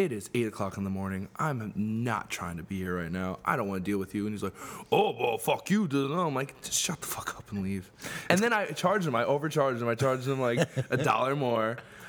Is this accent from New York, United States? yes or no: yes; Northport, New York, United States; I grew up in Northport on Long Island.